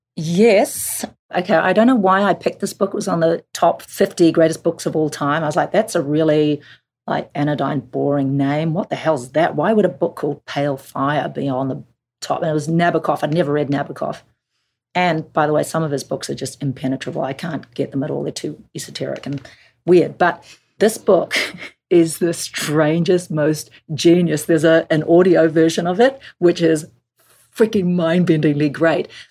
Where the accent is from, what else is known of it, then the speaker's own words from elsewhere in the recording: Auckland, New Zealand; moved away; let's make it in my hometown because I'm excited to bring people to Auckland